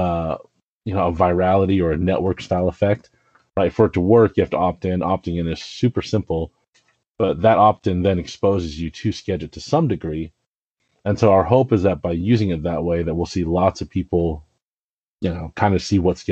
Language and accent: English; Richmond, Virginia, United States; moved away; I grew up outside of Richmond in Virginia